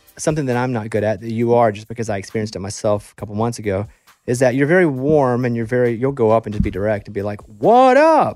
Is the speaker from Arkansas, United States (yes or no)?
yes; Arkansas, United States; moved away as an adult; also born or lived in Austin; now in Nashville, United States; I grew up in Arkansas